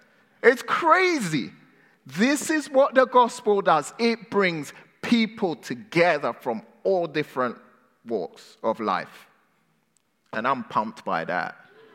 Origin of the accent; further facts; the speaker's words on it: England, United Kingdom; moved away as an adult; also born or lived in Ghana; now in California, United States; I am British, okay? I was born in Ghana, West Africa. I moved to England when I was 6 years old.